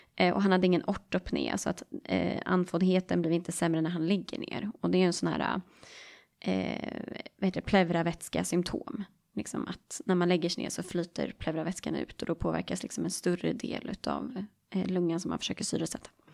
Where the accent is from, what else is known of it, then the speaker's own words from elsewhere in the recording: Stockholm, Stockholm County, Sweden; accent: Stockholm; jag är från Stockholm